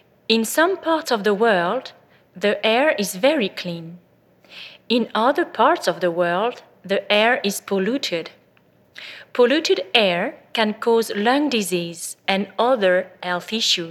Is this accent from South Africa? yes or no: no; France; also born or lived in Bordeaux; I was born in France to a family of doctors